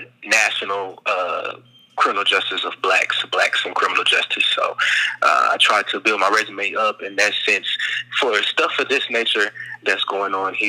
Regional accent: Dallas, Texas, United States; also born or lived in Tyler, Texas; I'm from Dallas, Texas.

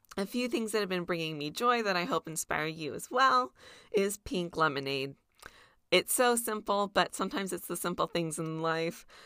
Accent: near Disneyland, California, United States; I grew up near Disneyland

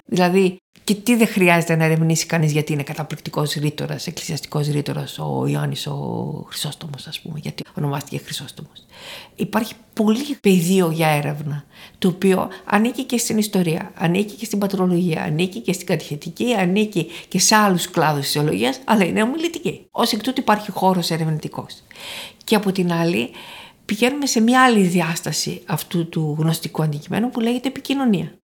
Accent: Thessaloniki, Central Macedonia, Greece; also born or lived in Paris, France; Γεννήθηκα στη Θεσσαλονίκη

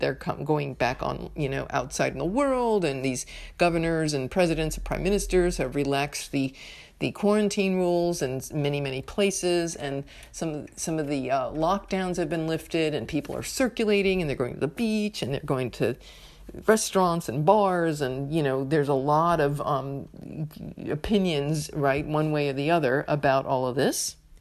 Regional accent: United States; U S of A, my home country

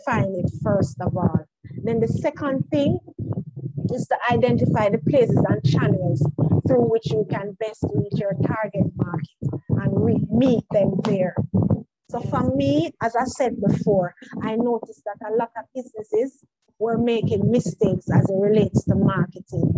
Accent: Jamaica; I'm from Jamaica

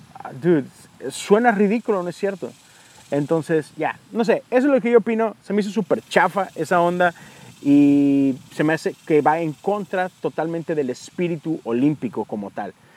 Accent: Mexico; Yo soy de México

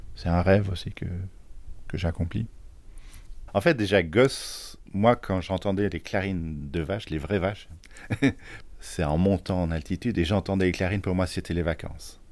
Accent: Charleroi, Wallonia, Belgium; now in Thoiry, France; je suis né en Belgique, dans une ville euh, qui n'a pas très bonne réputation, euh, à Charleroi

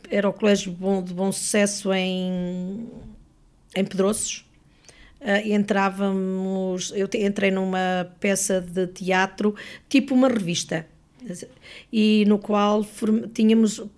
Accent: Lamego, Norte, Portugal; now in Lisbon, Portugal; Eu sou de Lamego.

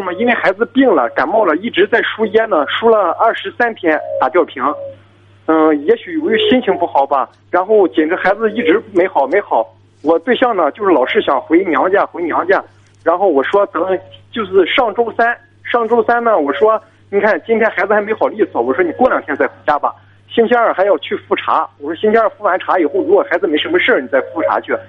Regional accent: Jinan, Shandong, China; 我是济南的，

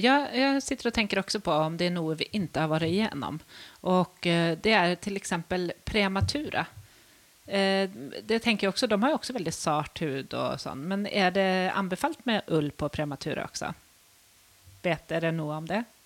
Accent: Sweden; moved away as an adult; now in Norway; jeg kommer fra Sverige

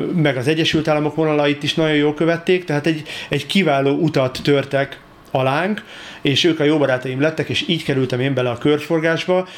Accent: Budapest, Hungary; én Csepelen nőttem fel

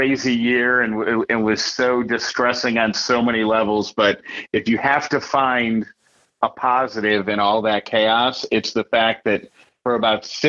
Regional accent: Syracuse, New York, United States; moved away; also born or lived in Atlanta; I grew up in Syracuse, my parents lived in Syracuse

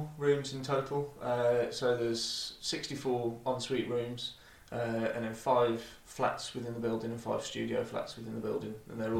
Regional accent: Oldbury, West Midlands, United Kingdom; moved away as an adult; also born or lived in Black Country; now in Birmingham, United Kingdom; I'm not originally from Birmingham, I'm from a beautiful little place just a few miles away called the Black Country. Grew up in a little town in Sandwell called Oldbury, and then kind of moved around the Black Country a little bit before landing in Birmingham in 2012.

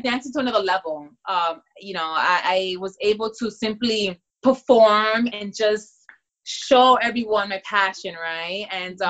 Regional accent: Dominican Republic; I am from the Dominican Republic, so at a very young age too, you know, we dance bachata, merengue, salsa.

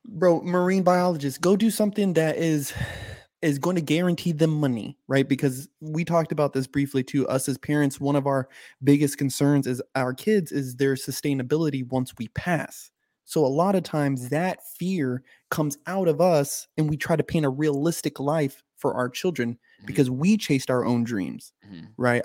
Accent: United States; I'm an American

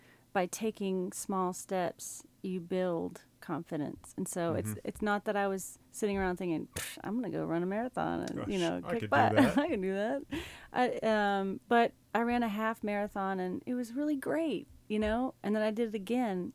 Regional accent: West Texas, United States; also born or lived in South Carolina / Northern California; now in Eugene, United States; I grew up in West Texas, where it was very dry

